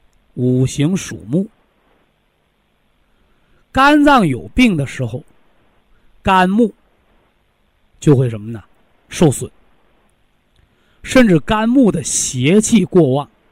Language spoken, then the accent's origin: Chinese; Shandong, China; 所以男同志逞强的，就是那山东人，山东人，我就是山东人啊，啊，脾气倔强